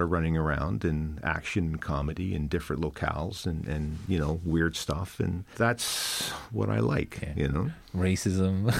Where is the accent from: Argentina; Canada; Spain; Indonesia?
Canada; now in Ireland; growing up as a Canadian, a Canadian kid in that time we were inundated with American culture